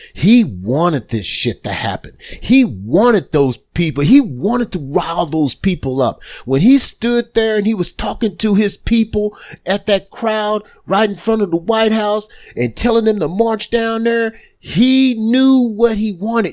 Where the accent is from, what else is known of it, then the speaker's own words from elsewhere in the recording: United States; We as an American people